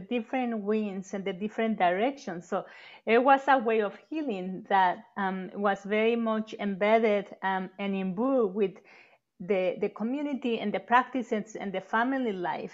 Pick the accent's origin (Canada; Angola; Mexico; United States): Mexico; moved away; growing up in Mexico